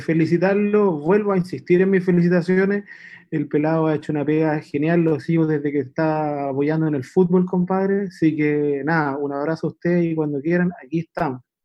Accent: Puente Alto, Santiago Metropolitan Region, Chile; Yo soy de Puente Alto

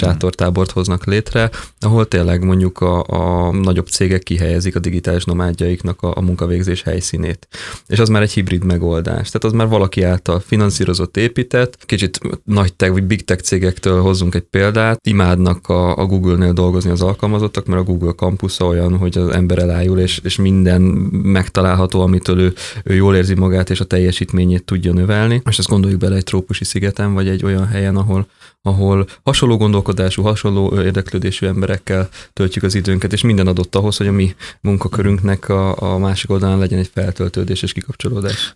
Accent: Hungary; also born or lived in Vancouver, Canada

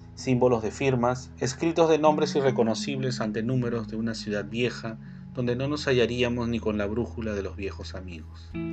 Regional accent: Lima, Peru; soy de Lima

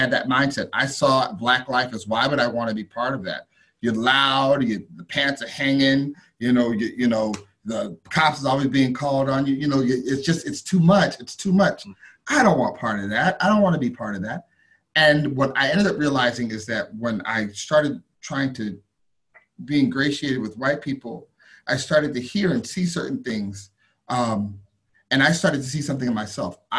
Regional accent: the South, United States; I grew up in the South and I went to a good school

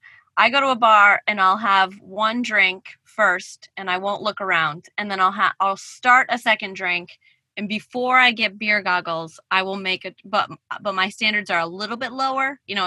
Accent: Ireland; You haven't? I'm Irish.

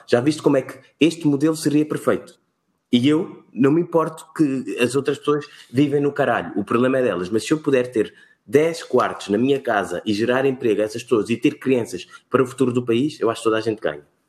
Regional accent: Cape Verde; also born or lived in Portugal; now in Lisbon, Portugal; Eu sou cabo-verdiano, somos de ilhas, temos o mar sempre à volta

